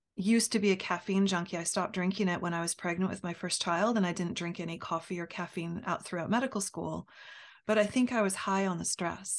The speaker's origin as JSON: {"language": "English", "country": "United States", "said": "as an American"}